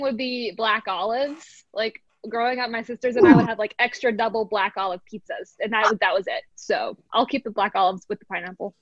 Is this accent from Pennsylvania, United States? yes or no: yes; outside of Philadelphia, Pennsylvania, United States; I grew up outside of Philly